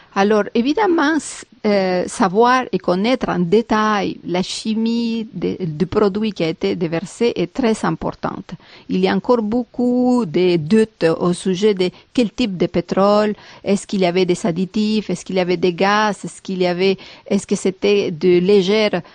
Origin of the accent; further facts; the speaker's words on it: Peru; now in Montreal, Canada; je viens du Pérou.